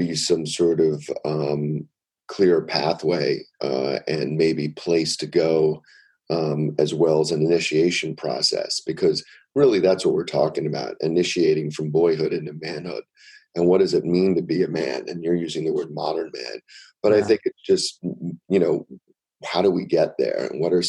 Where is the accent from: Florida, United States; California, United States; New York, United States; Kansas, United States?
New York, United States; New York City; I grew up in New York City